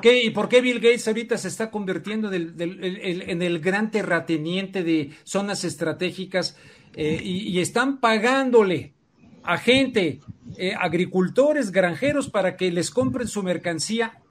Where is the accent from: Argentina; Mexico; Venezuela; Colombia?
Mexico